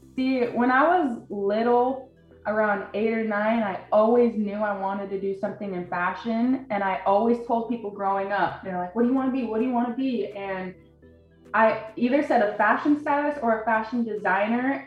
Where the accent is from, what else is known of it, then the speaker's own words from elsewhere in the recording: Draper, Utah, United States; moved away; I'm from Salt Lake City, Utah, but I've always drawn up uh, grown up in Draper